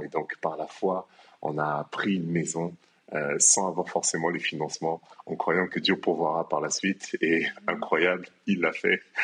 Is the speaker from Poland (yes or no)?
no; France; moved away as an adult; now in Kinshasa, DR Congo; moi je suis né à Kinshasa, mais j'ai quitté euh, Kinshasa à l'âge de 5 ans pour la France. Et en France, donc j'ai grandi